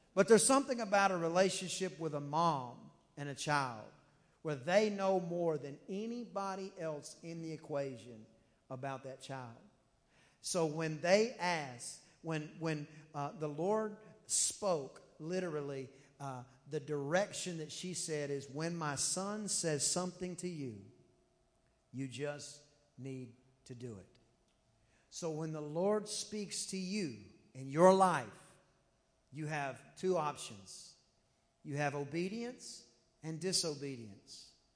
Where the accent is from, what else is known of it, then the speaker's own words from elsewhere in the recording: United States; I'm from America